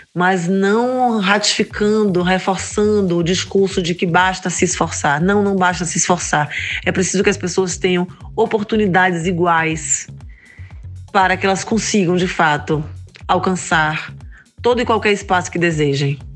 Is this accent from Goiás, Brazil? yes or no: no; Salvador, Bahia, Brazil; Eu sou solteropolitana raiz, nascida e criada em Salvador